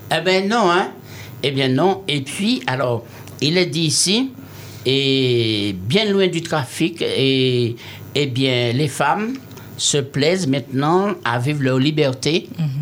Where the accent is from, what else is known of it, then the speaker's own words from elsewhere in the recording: Martinique; je suis des Martiniquais